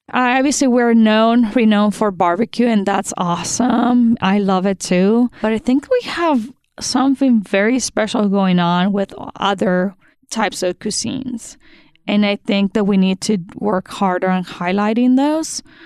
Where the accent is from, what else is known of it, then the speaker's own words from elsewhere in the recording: Sonora, Mexico; now in Kansas City, United States; I'm from Sonora, Mexico